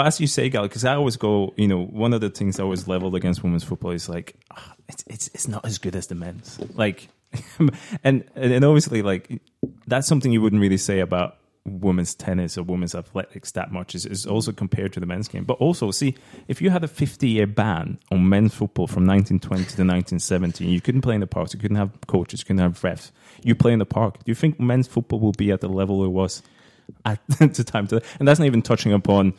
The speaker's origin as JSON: {"language": "English", "country": "Norway", "moved": "yes", "said": "I'm coming from Norway, like women's football has always been a lot bigger"}